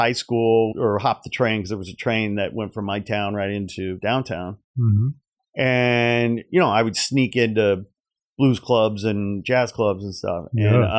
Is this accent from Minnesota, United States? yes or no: no; Portage, Indiana, United States; also born or lived in Gary; You know, Gary, Indiana, where I was born. Blacks lived in Gary, Indiana, and then all the white folks lived 10 miles east, so to speak, near the beach, Portage, where I grew up.